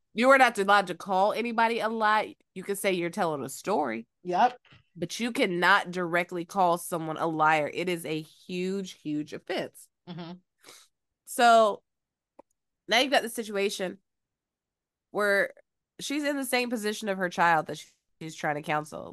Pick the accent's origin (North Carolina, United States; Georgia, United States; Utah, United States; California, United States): Georgia, United States; moved away as an adult; also born or lived in Phenix City, Alabama; now in Los Angeles, United States; I am from Georgia